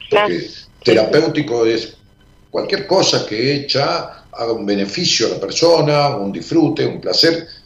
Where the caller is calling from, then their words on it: Los Polvorines, Buenos Aires Province, Argentina; de Polvorines.